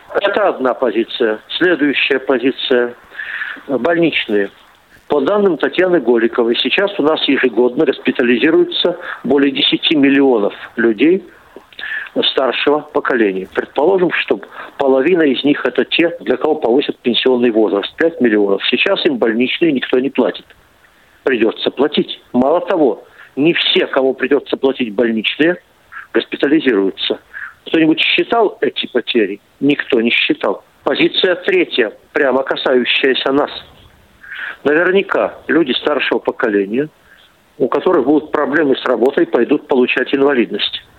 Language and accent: Russian; Omsk, Omsk Oblast, Russia; в моем родном городе Омске